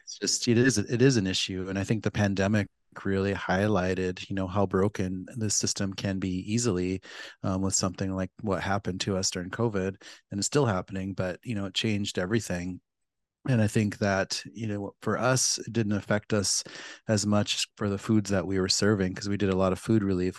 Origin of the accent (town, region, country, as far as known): Pine Ridge Reservation, South Dakota, United States; born or raised there